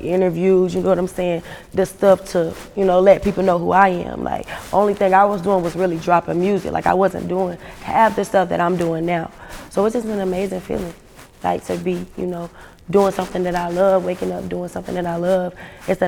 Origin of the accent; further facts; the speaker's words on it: Albemarle, North Carolina, United States; also born or lived in Charlotte, North Carolina; I was born in Charlotte, but I was raised in a small town called Albemarle, North Carolina